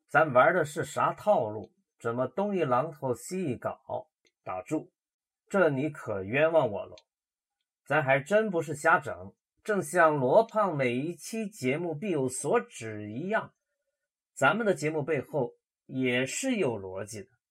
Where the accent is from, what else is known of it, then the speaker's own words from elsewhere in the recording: Loudi, Hunan, China; 咱们家乡的一所中学，楼底一中